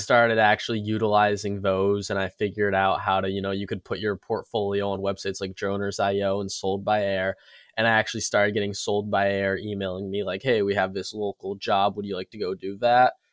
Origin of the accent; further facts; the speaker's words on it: Connecticut, United States; I'm from Connecticut